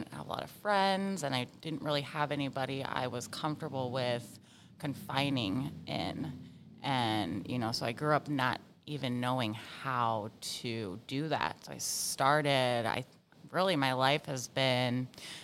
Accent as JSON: {"language": "English", "town": "Virginia Beach", "region": "Virginia", "country": "United States", "tie": "born or raised there", "said": "I grew up in Virginia Beach. Yeah, my dad was in the Navy, and the rest of my family lived here"}